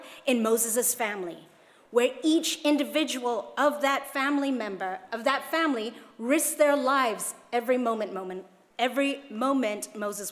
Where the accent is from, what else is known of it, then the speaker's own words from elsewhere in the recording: Hong Kong; moved away; when I was growing up in Hong Kong